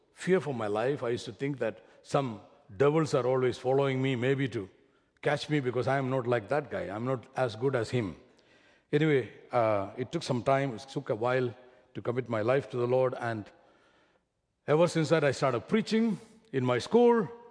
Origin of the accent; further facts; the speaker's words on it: Kerala, India; accent: heavy Indian; moved away; I come from Kerala, which is about three days of travel in a train